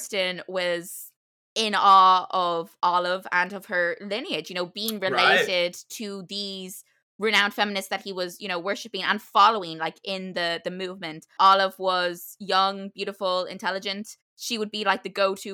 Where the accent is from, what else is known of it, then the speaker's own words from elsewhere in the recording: Ireland; as an Irish person